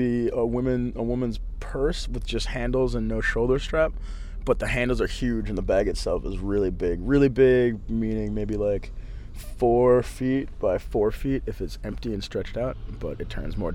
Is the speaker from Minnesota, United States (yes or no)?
yes; Minnesota, United States; I'm a rapper from Minnesota in America